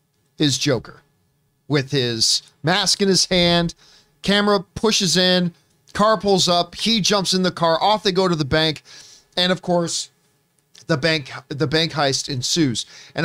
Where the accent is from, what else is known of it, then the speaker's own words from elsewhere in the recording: Hamilton, Ontario, Canada; my hometown is Hamilton, Ontario